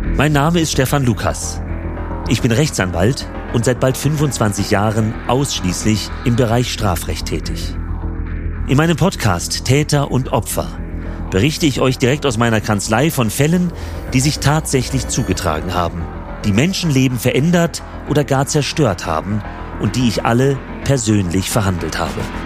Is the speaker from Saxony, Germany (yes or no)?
no; Frankfurt am Main, Hesse, Germany; in meine Heimatstadt Frankfurt am Main